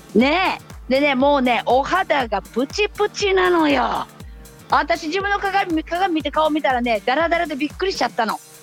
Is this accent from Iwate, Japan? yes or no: no; Ehime, Japan; 愛媛地元にね今治っていうところに帰ってきたんです